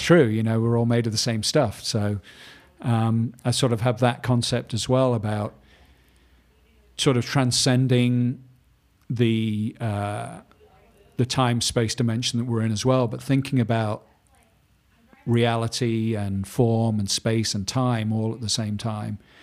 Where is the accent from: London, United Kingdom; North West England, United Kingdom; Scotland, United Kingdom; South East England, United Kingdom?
North West England, United Kingdom; Manchester; I grew up in Manchester in the north of England